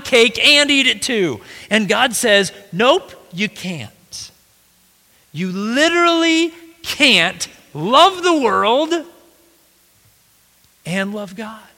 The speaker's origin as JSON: {"language": "English", "country": "United States", "said": "we as American Christians"}